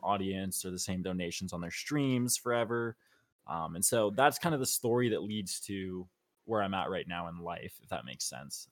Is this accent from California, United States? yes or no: yes; Los Angeles, California, United States; also born or lived in Arizona; born and raised in Los Angeles, California